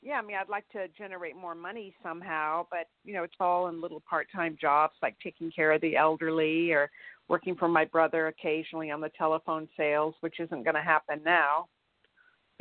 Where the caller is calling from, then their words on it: Santa Barbara, California, United States; calling from California.